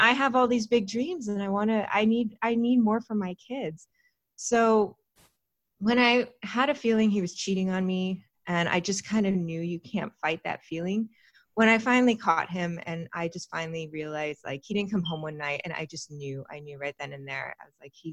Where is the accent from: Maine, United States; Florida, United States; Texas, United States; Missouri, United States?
Texas, United States; Austin; also born or lived in California; now in Los Angeles, United States; I was born in California, but I grew up in Texas. I grew up in Austin. Mostly, I spent my teenage years there